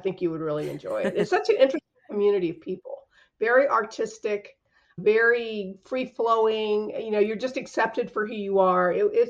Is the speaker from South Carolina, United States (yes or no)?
yes; Sumter, South Carolina, United States; now in Columbia, United States; The most interesting thing about where I'm from, I'm originally from Sumter, South Carolina, which is, I live in Columbia, South Carolina now. Probably the most interesting thing about Sumter is just that there's a big military base there, a big Air Force base.